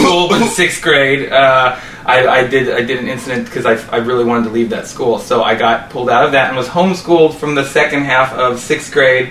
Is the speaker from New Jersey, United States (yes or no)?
no; Overland Park, Kansas, United States; born or raised there; also born or lived in Raytown, Missouri